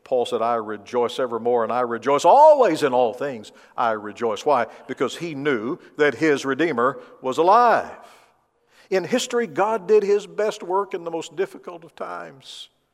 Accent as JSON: {"language": "English", "region": "Tennessee", "country": "United States", "tie": "born or raised there", "moved": "yes", "said": "I grew up in the South, in, in Tennessee"}